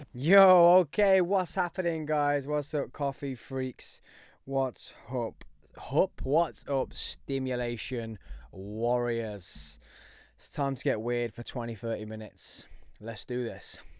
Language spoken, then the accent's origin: English; Birmingham, West Midlands, United Kingdom; If you couldn't tell by the accent, I am from Birmingham